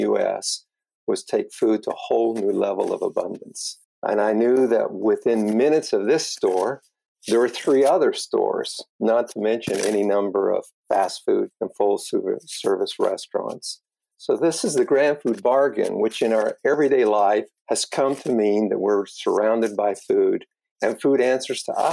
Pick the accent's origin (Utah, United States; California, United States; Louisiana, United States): Utah, United States; Wasatch Valleys; also born or lived in Michigan; I grew up in the Wasatch Valleys in Utah, and it was a family farm